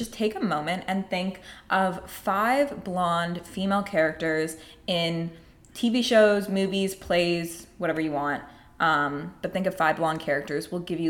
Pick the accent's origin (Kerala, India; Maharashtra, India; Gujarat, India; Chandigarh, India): Kerala, India; first language Malayalam; Like my family is Malayali. We're from South India. We speak Malayalam.